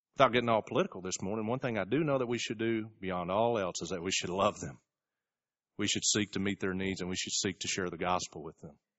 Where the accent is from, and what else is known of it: United States